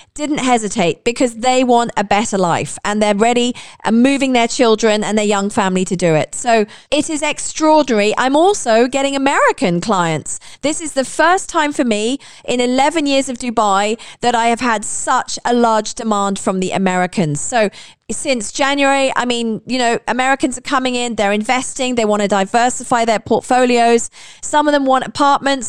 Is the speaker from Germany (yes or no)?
no; United Kingdom; now in United Arab Emirates; I'm British